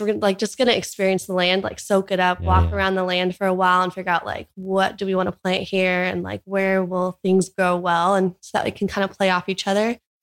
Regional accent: Orange County, California, United States; born or raised there; moved away as an adult; now in Hawaii, United States

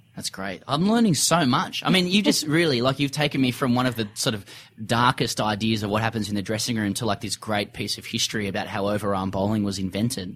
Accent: Sydney, New South Wales, Australia; moved away as an adult; now in Melbourne, Australia; I'm from Sydney originally, but I live in Melbourne at the moment

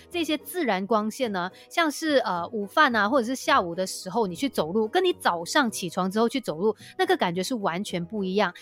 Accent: Malaysia; 我们马来西亚人

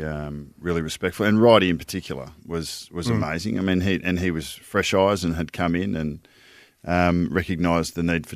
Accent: Northern Territory, Australia; I'm from NT

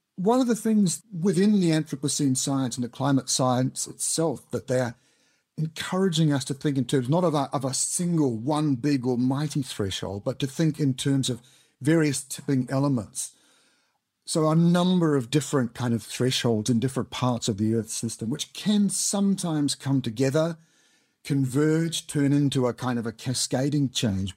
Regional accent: New Zealand; moved away as an adult; now in United Kingdom; I'm originally from Aotearoa, New Zealand, as you may have guessed from the accent

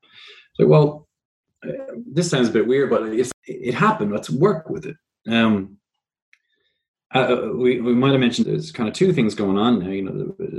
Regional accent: Ireland; now in Australia; around 3.5 years ago when I moved to Australia from Ireland, I realized that there was a big difference in Australian media

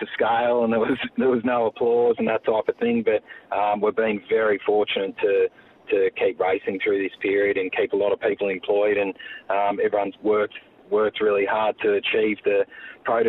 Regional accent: Warrnambool, Victoria, Australia; So I grew up in Warrnambool and attended Emmanuel College Secondary School

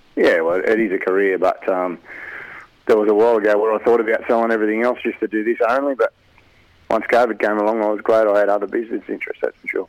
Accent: Albany, Western Australia, Australia; born or raised there; now in Rutherford, Australia

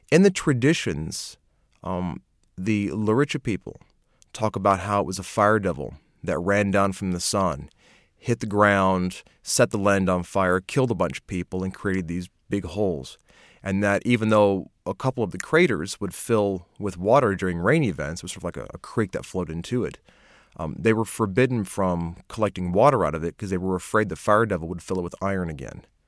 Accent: United States; moved away as an adult; now in Australia; I'm American. I didn't move to Australia till I was in my late twenties

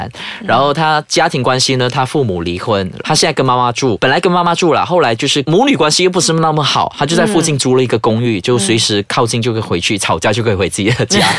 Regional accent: Malaysia; 不像马来西亚，我们有三大种族，但是我们就是遵照一个语区啊，两语，英语是一个 support

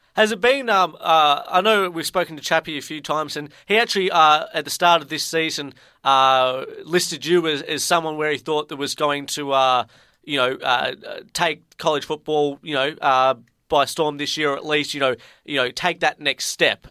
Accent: Ballarat, Victoria, Australia; moved away; I'm actually from Ballarat originally

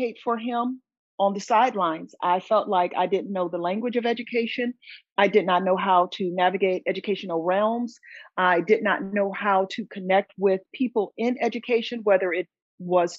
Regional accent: Southern California, United States; moved away as an adult; now in North Syracuse, United States; I'm originally from Southern California.

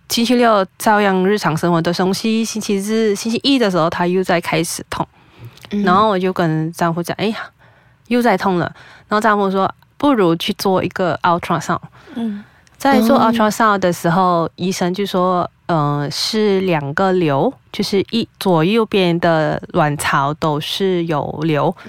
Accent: Penang, Malaysia; 因为我是槟城人，所以我还是回了家乡才去找医生。

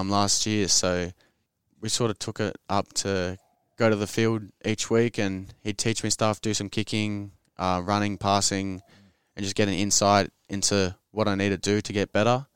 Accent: Sydney, New South Wales, Australia; I grew up in the inner west of Sydney

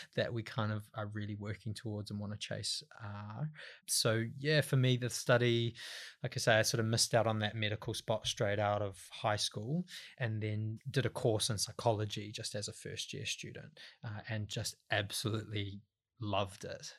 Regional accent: Waiuku, Auckland, New Zealand; moved away; I'm from the North Island, a couple of hours out of Auckland

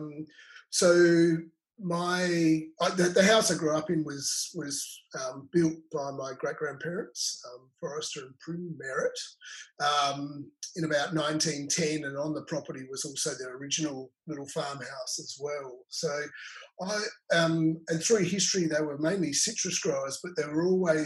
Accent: Riverland, South Australia, Australia; also born or lived in Adelaide / London; now in Margaret River, Australia; I grew up in the Riverland, and vineyards, winemaking and drinking wine

